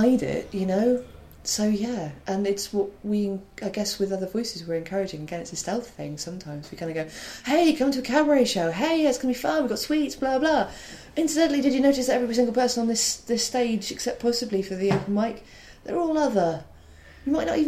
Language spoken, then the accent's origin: English; Wales, United Kingdom; accent: Welsh; moved away; also born or lived in Cardiff